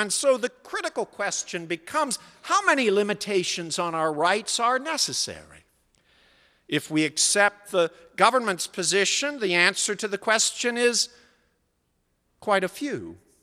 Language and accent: English; Pittsburgh, Pennsylvania, United States; moved away; also born or lived in New England; When I was growing up in Pittsburgh in the nineteen sixties